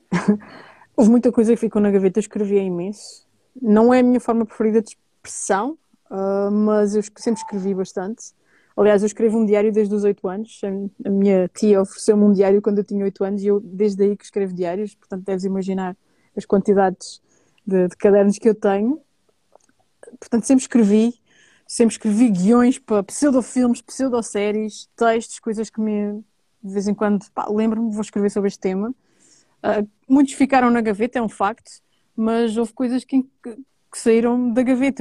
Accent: Terceira Island, Azores, Portugal; also born or lived in mainland Portugal; nascida e criada na Ilha Terceira, nos Açores

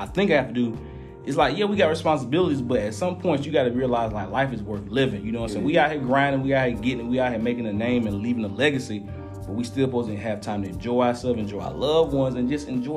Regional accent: Atlanta, Georgia, United States; I'm from Atlanta. We from here

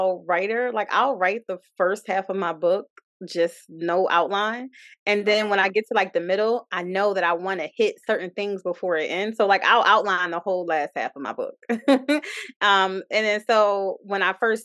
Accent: Philadelphia, Pennsylvania, United States; also born or lived in DMV (Washington D.C. area); now in Washington D.C. area, United States; I'm from Philly, but I live in the DMV

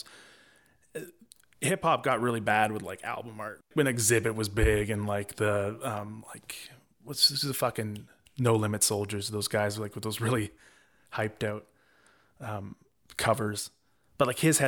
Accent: Vancouver, British Columbia, Canada; I was from Vancouver

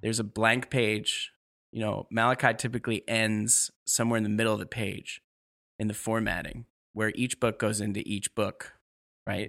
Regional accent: New York City, New York, United States; moved away as an adult; also born or lived in Ashland, Oregon; now in Seattle, United States; I grew up in New York

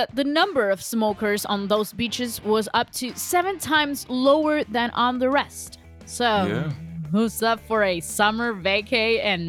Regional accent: Argentina; English is a second language; I'm from Argentina. English is not my first language.

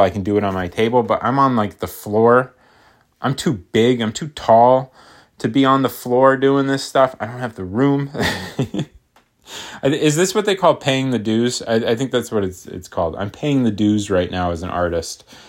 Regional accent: United States; I'm American

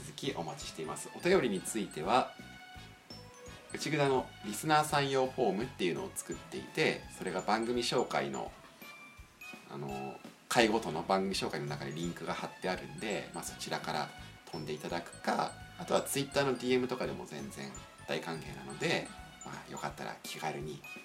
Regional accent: Niigata, Japan; あの、うちの地元周り、実家周りで

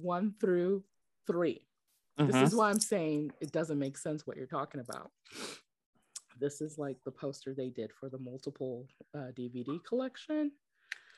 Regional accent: Okinawa, Japan; I'm from Okinawa

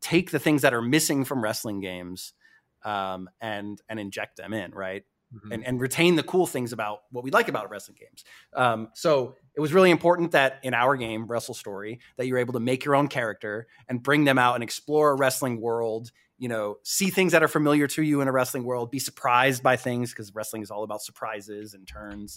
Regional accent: Connecticut, United States; moved away; I grew up on the East Coast. I grew up in Connecticut, WWF, WWE County

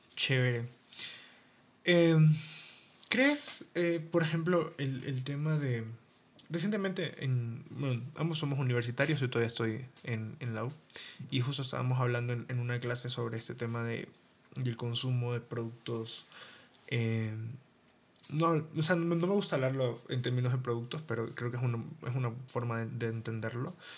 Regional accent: Ecuador; tú y yo somos ecuatorianos, vinimos de un país eh, pequeño

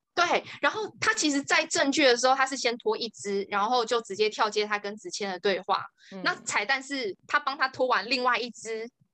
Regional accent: Taiwan; 我们台湾人讲话比较不会字正腔圆

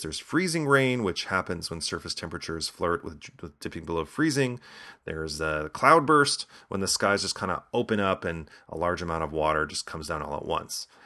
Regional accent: Chicago, Illinois, United States; As a child growing up in Chicago

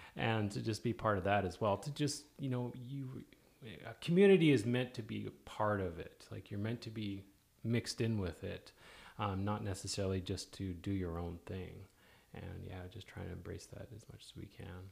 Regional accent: Canada; now in Oklahoma, United States; Oklahoma is very similar to where I grew up

